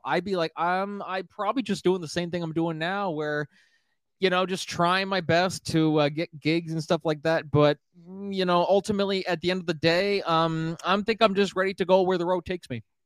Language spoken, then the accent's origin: English; Miramichi, New Brunswick, Canada; my hometown of Miramichi, New Brunswick